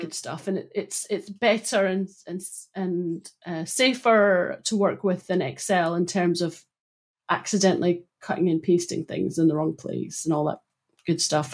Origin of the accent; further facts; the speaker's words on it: Broughty Ferry, Scotland, United Kingdom; where I grew up in Broughty Ferry